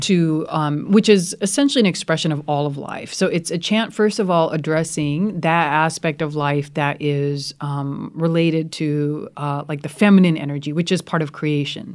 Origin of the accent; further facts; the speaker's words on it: United States; also born or lived in rural India; now in India; I'm very, very fortunate to be a part of two cultures. I love being an American